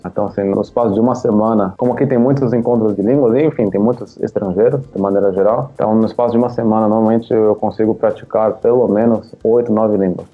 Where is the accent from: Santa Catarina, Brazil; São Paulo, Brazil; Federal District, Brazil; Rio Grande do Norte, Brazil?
São Paulo, Brazil; moved away as an adult; now in Thailand; Eu eh, nasci e cresci em São Paulo, na capital.